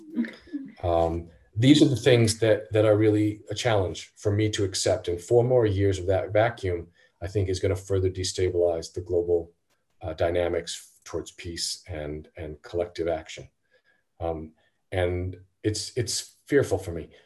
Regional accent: United States; as an American

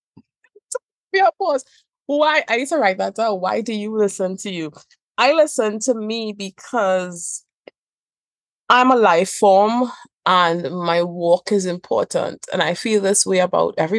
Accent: Trinidad & Tobago; I also have this accent. I am from Trinidad and Tobago

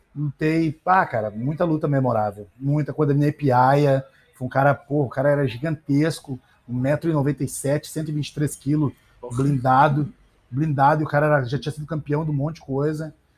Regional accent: Brazil; a gente é brasileiro

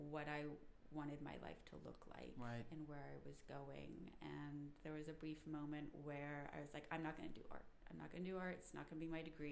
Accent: Brandon, Mississippi, United States; moved away as an adult; now in Cincinnati, United States; I was born in Brandon, Mississippi, which is right outside of Jackson

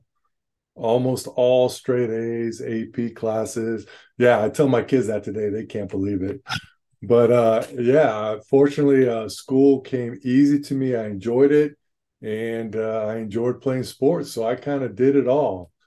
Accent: Los Angeles, California, United States; born and raised and still living in San Pedro, California, just down here, Southern California, LA, San Pedro.

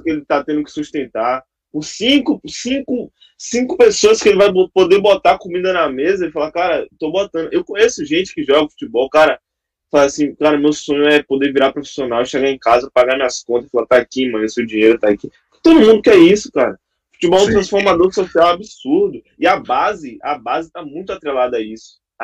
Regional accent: Salvador, Bahia, Brazil; Sou da, da Salvador, Bahia, não moro em São Paulo

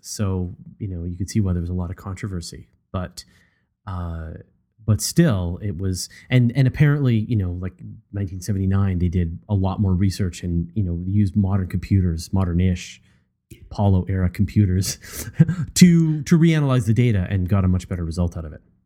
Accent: Canada; as a Canadian

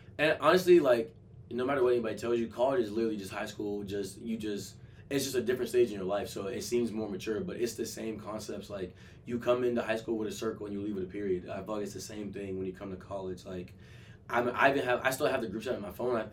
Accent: Atlanta, Georgia, United States; moved away; I'm from Atlanta. Like I'm from the South

